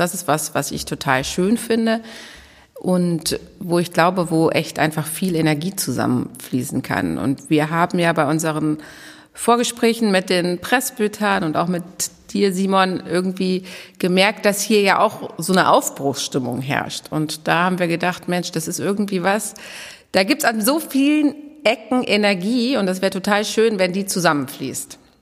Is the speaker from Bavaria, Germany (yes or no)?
no; Goslar, Lower Saxony, Germany; moved away as an adult; also born or lived in Dortmund / Berlin / Münster / Bielefeld; now in Herford, Germany; aufgewachsen bin ich in Goslar am Harz